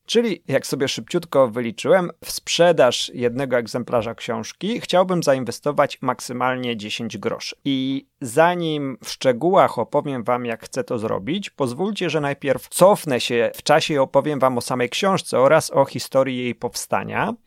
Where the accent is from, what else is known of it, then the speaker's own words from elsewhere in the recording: Warsaw, Masovian Voivodeship, Poland; Urodziłem się na warszawskim Mokotowie.